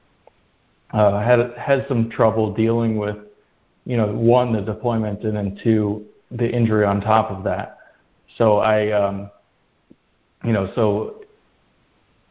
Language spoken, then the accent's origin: English; Rockford, Illinois, United States; moved away as an adult; I grew up in Illinois, in a town called Rockford.